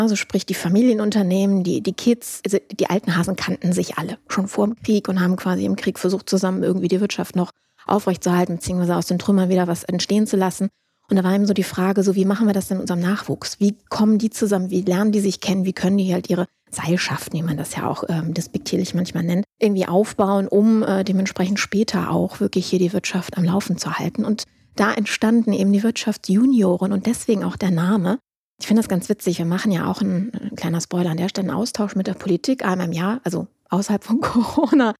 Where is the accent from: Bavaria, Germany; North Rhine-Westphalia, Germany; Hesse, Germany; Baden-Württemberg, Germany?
North Rhine-Westphalia, Germany; Düsseldorf; also born or lived in Duisburg; bin ursprünglich Düsseldorferin